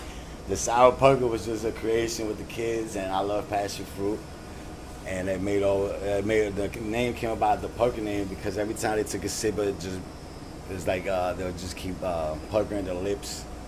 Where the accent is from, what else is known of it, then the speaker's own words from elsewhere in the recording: Paterson, New Jersey, United States; I was born here in Patterson.